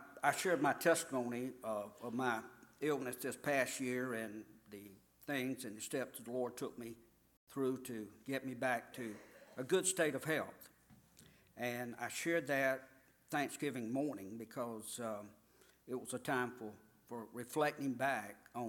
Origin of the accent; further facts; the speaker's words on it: United States; I was born and raised in the Puddin' Swamp area of this community